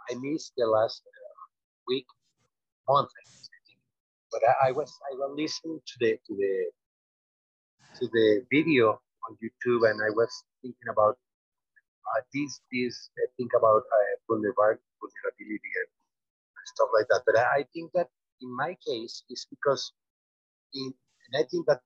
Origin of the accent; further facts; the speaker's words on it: Colombia; in Colombia, you know that most of all, we were raised in the Catholic Church